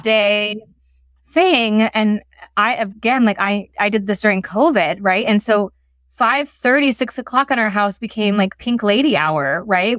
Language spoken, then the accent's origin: English; United States; moved away; I'm American living in a city where they don't talk at this decibel